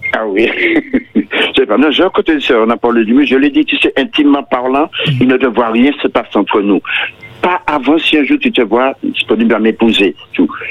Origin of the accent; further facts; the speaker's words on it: Martinique; Je suis de la Martinique